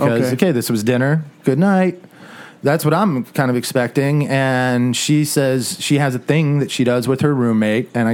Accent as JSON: {"language": "English", "region": "Southwest", "country": "United States", "tie": "born or raised there", "said": "I grew up in the Southwest"}